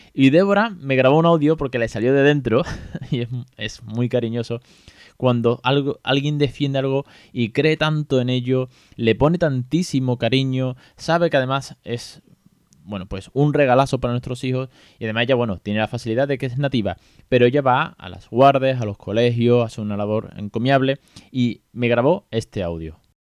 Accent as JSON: {"language": "Spanish", "region": "Andalusia", "country": "Spain", "said": "soy muy andaluz"}